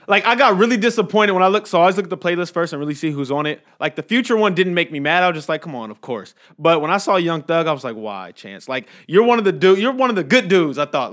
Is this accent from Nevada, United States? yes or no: no; Inglewood, California, United States; now in Las Vegas, United States; growing up in Inglewood